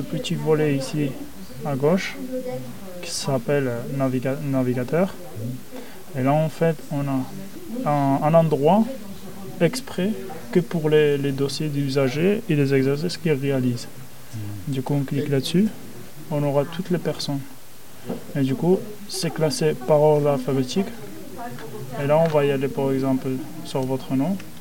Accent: Spain; French is a second language; moved away as an adult; now in France; je viens de l'Espagne. Et du coup, euh, mes études, je les ai réalisées en Espagne

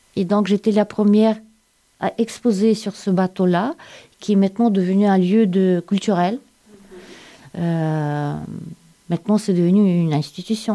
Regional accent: Saint Petersburg, Russia; French is a second language; moved away as an adult; also born or lived in Siberia / Ukraine / Moscow; now in Sète, France; je suis née en Sibérie. À l'âge d'un an, mes parents m'amenaient à Saint-Pétersbourg. Mon adolescence à Saint-Pétersbourg

